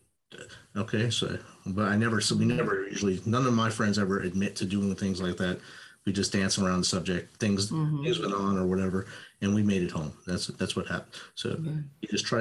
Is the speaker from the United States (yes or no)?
yes; United States; also born or lived in New Jersey; I grew up Italian in New York and New Jersey